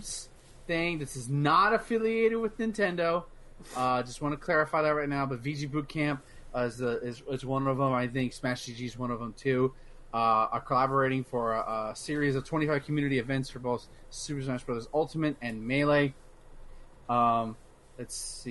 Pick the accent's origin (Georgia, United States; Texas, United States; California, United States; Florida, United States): Texas, United States; Austin; within my hometown